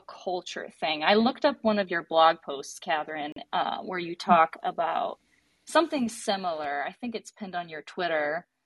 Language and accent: English; Detroit, Michigan, United States; I'm a Detroiter. I grew up here in the Metro Detroit area of Michigan.